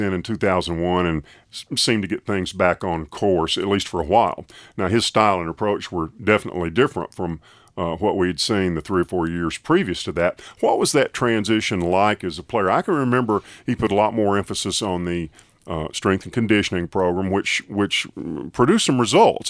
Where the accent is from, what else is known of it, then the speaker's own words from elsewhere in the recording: Tuscaloosa, Alabama, United States; growing up in Tuscaloosa